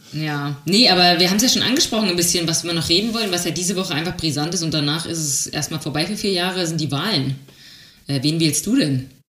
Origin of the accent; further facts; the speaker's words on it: Germany; Wir als Deutsche